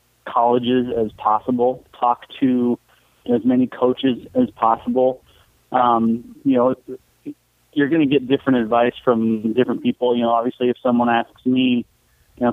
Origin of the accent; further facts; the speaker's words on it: Seattle, Washington, United States; moved away as an adult; also born or lived in Nebraska; I grew up in the Seattle area